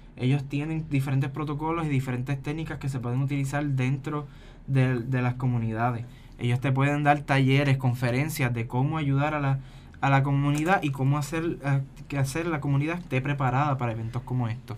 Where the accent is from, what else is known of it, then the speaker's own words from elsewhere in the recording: Puerto Rico; una realidad que vivimos como puertorriqueños